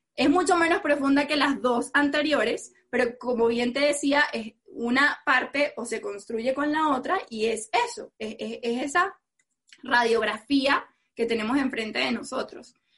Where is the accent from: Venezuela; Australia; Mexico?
Venezuela; soy venezolana, que soy mujer, que soy morena